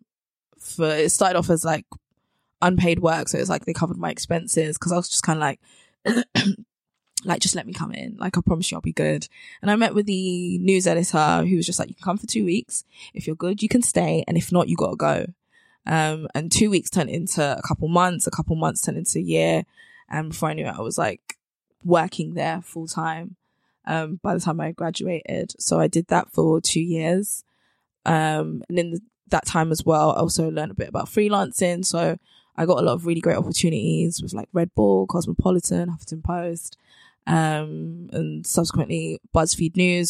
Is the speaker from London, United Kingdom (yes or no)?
yes; London, United Kingdom; also born or lived in Bristol; So I'm from South London. So I was frequently like back and forth between uni and home. And I grew up in Brixton.